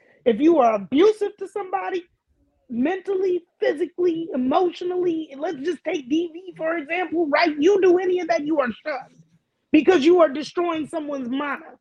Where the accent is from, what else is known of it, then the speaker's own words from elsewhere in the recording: Hawaii, United States; first language Hawaiian; English is a second language; as a Hawaiian person who believes in two-spiritedness